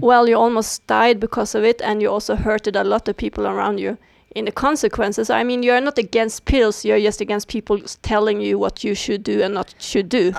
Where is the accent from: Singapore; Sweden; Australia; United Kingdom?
Sweden; I was born in Sweden